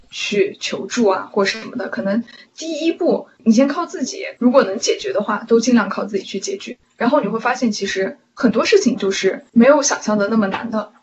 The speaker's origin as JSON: {"language": "Chinese", "country": "China", "moved": "as an adult", "lives_now": "United States", "said": "我的同班同学是中国人的很少，有的时候上一门课就我一个中国人，然后其他全班同学都是老外"}